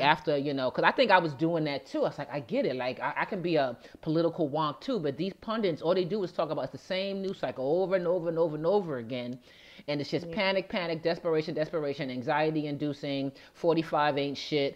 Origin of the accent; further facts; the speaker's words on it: United States; as Americans